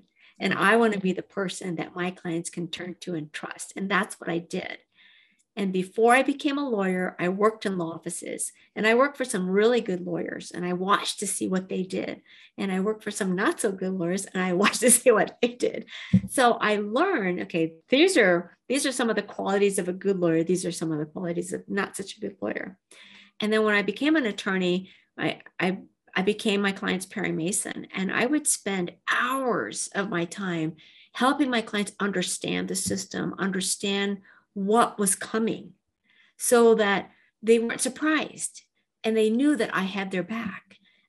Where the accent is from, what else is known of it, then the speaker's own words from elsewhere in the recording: Japan; born there; I'm half Japanese, and I was born in Japan. And when I was five, I was adopted to a family, had no children, but an American Caucasian father and a Japanese mother.